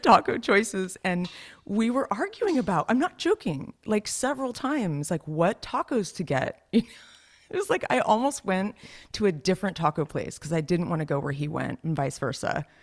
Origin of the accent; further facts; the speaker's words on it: Los Gatos, California, United States; Las Gatas, where I'm from